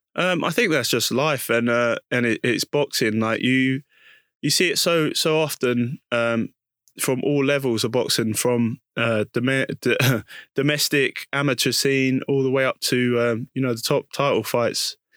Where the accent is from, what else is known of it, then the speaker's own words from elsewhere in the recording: London, United Kingdom; also born or lived in Putney / Hackney / Leytonstone; I was born in East London